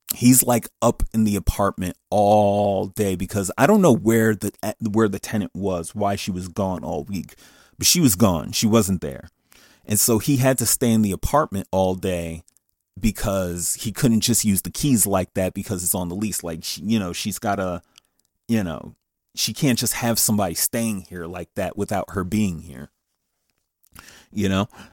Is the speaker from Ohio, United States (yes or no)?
no; Paterson, New Jersey, United States; I'm from Patterson